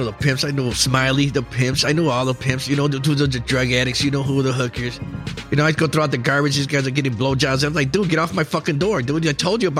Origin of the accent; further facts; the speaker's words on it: Chicago, Illinois, United States; also born or lived in Puerto Rico; I grew up in Bucktown in the 70s